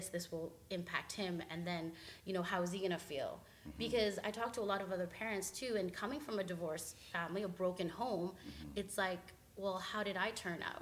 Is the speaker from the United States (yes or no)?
no; Canada; we're Filipino and we're Canadian, but we get challenged with, we're not Canadian enough and we're not Filipino enough